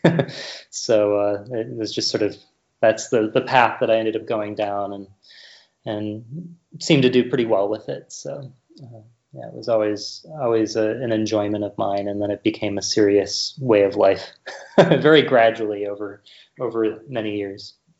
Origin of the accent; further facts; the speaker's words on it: Rochester, Minnesota, United States; I grew up in Rochester, Minnesota